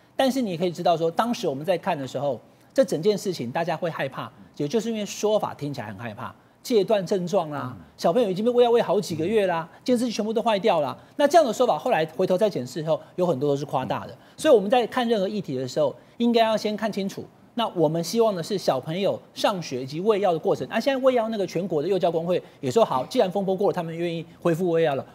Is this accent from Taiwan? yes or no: yes; Taichung, Taiwan; 台中，我的故乡